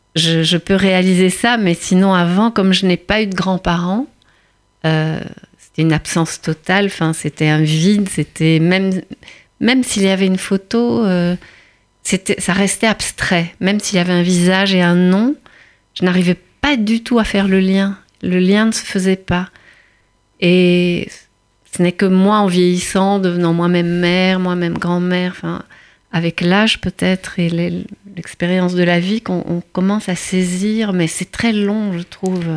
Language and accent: French; Antwerp, Flanders, Belgium; now in Paris, France; suis née euh, à Anvers, en Belgique, dans une petite communauté juive